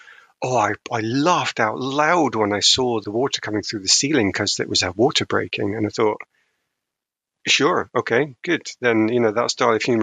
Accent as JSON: {"language": "English", "country": "United Kingdom", "said": "I'm too British"}